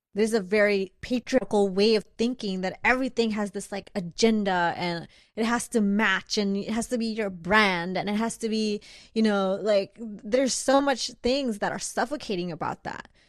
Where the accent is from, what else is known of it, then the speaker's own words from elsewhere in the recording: Bangladesh; now in United States; I grew up in Bangladesh